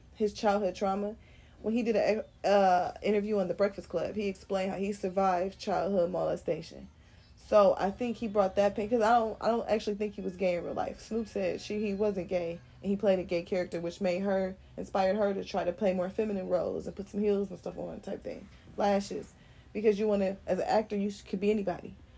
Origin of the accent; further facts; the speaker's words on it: United States; I'm from America